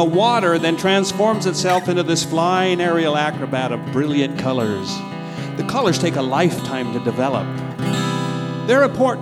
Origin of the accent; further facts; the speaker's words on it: Utah, United States; moved away; also born or lived in Idaho / Arizona; I was born in Idaho and raised in Utah and Arizona